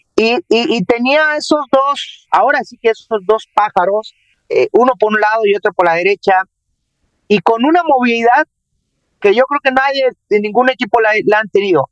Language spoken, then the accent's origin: Spanish; Jarocho, Veracruz, Mexico; now in Monterrey, Mexico; como todo jarocho, eh, enojón, peleonero